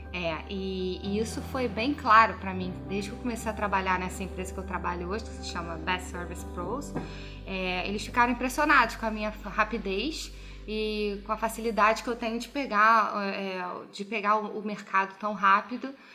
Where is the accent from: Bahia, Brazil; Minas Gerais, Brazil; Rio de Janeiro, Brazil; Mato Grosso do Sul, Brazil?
Rio de Janeiro, Brazil; moved away as an adult; now in Vancouver, Canada; eu sou do Rio